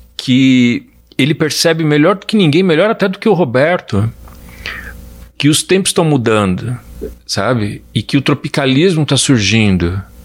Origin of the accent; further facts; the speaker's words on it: Brazil; como brasileiro